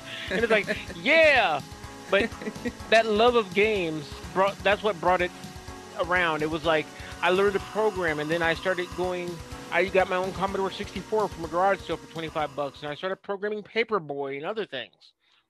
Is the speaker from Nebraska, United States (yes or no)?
yes; Bellevue, Nebraska, United States; also born or lived in Oak Ridge; I was raised in the suburbs of Omaha and that kind of thing